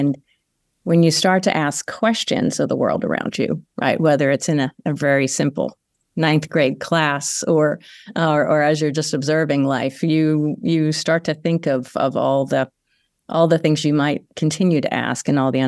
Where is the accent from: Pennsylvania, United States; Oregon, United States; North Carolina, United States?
Pennsylvania, United States; Conshohocken; I grew up in a small town outside of Philadelphia called Conshohocken, northwest of Philadelphia, and Italian Catholic family, small little neighborhood, and stayed there for most of my early years until I moved away for graduate school.